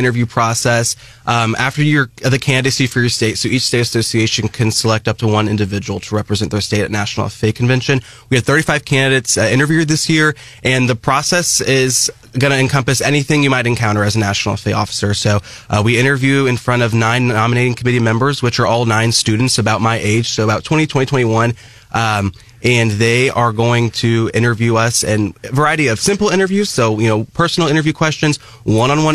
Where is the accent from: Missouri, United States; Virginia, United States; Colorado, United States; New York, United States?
Missouri, United States; Mexico; I'm from Mexico, Missouri, grew up, born and raised Audrain County